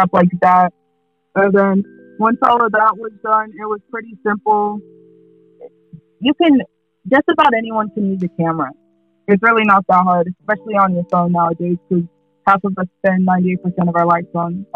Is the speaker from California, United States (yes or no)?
no; Kansas, United States; I'm from Kansas, so it's the weather's bipolar as hell